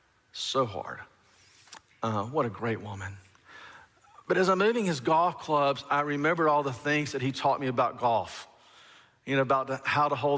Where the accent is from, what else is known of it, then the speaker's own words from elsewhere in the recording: Alabama, United States; I grew up in Alabama in the deep south